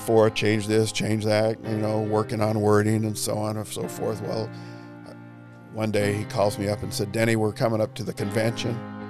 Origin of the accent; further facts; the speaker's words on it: Salt Lake City, Utah, United States; Actually, I grew up in Utah, Salt Lake City, Utah.